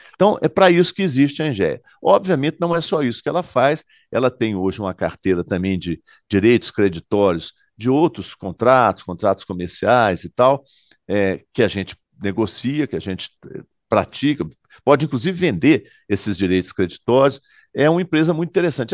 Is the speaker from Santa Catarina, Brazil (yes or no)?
no; Minas Gerais, Brazil; Eu, como mineiro